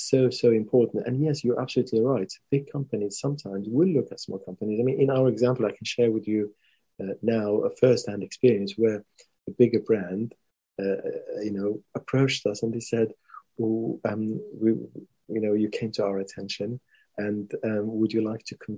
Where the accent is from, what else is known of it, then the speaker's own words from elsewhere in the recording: Morocco; I come from Morocco. We were colonized by the French